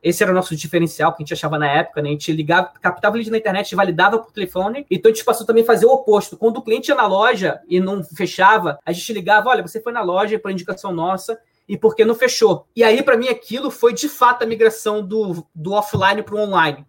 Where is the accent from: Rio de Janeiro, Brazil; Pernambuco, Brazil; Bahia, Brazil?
Rio de Janeiro, Brazil; moved away as an adult; now in São Paulo, Brazil; sou carioca